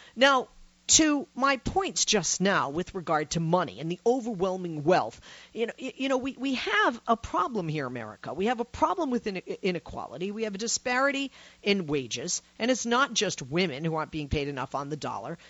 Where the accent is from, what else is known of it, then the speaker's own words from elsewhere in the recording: Massachusetts, United States; moved away; from my home state originally